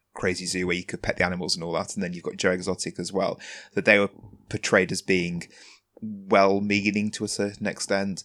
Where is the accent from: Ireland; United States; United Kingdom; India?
United Kingdom; England; my being English